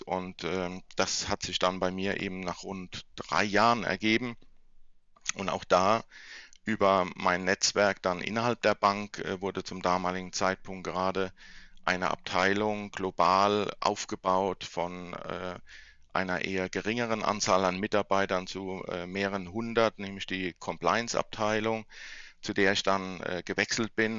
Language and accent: German; Mannheim, Baden-Württemberg, Germany; also born or lived in left bank of the Rhine (Rhineland-Palatinate); Ich bin in Mannheim geboren, bin äh, zwar aufgewachsen, dann linksrheinisch, aber auch dann wieder zum Gymnasium rüber nach Mannheim gewechselt